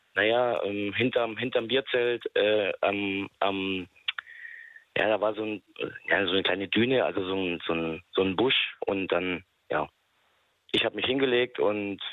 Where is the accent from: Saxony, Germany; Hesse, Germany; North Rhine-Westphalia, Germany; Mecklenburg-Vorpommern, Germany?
Saxony, Germany; Bautzen; Ich komme aus Sachsen, äh, aus Bautzen